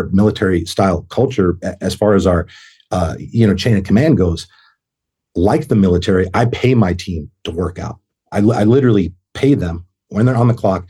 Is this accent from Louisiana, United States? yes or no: no; Boston, Massachusetts, United States; moved away as an adult; I'm from Boston, Massachusetts